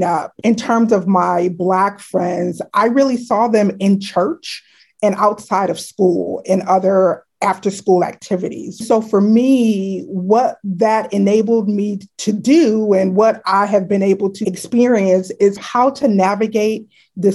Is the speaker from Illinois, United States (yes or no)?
yes; Chicago, Illinois, United States; moved away as an adult; now in Washington, D.C., United States; I grew up in Chicago, Illinois, actually a little suburb outside of Chicago called South Barrington Hills.